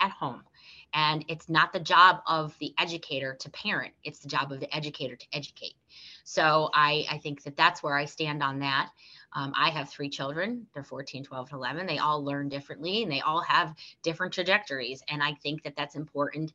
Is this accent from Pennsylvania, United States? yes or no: yes; Scranton, Pennsylvania, United States; I'm from the city of Scranton. So I was educated in Scranton